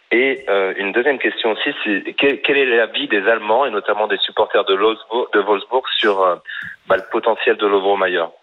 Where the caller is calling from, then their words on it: Australia; ça va et toi Salut. Et eh oui, effectivement, je viens d'Australie, bonjour.